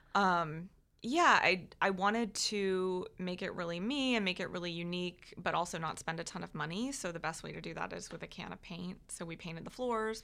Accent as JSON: {"language": "English", "town": "Jacksonville", "region": "Florida", "country": "United States", "tie": "born or raised there", "also_born_or_lived": "North Georgia / Dallas, Texas", "said": "I was born in North Georgia, but I've lived in Jacksonville since I was like two"}